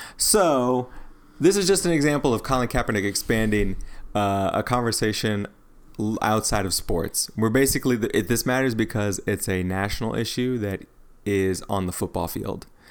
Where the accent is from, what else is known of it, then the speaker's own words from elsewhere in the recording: Midwest, United States; moved away; also born or lived in the South / the Southwest; I grew up in the Midwest